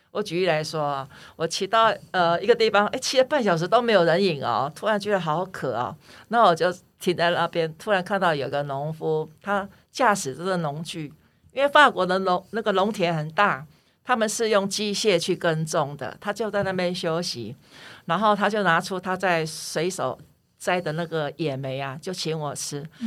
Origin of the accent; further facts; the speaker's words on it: Taiwan; 我来自台湾